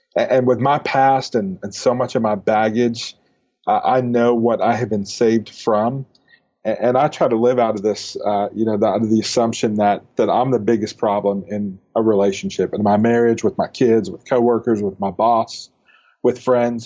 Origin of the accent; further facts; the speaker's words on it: Northeast, United States; now in Dallas, United States; I grew up in the Northeast